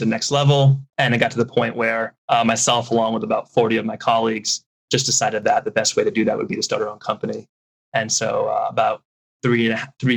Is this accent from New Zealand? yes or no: no; Connecticut, United States; moved away as an adult; now in Japan; I'm originally from Connecticut, but I've now been living in Japan for the past 14 years